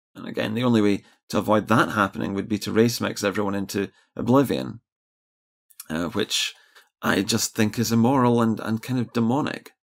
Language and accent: English; Scotland, United Kingdom